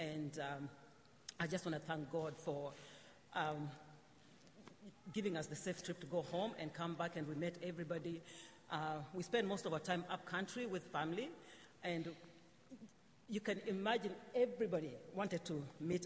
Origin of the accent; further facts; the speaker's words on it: Kenya; now in Canada; I was born in Kenya, and I just wanted to spend more time with my family